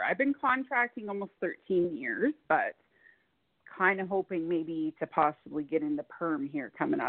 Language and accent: English; Fort Saskatchewan, Alberta, Canada; a fellow Canadian.